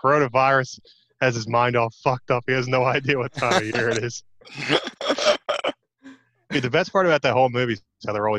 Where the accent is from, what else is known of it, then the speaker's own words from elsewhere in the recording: Maryland, United States; Yeah, I'm from Maryland.